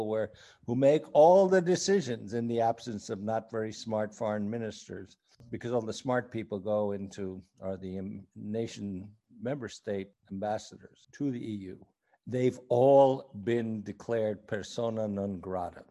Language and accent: English; New Jersey, United States; I'm from New Jersey.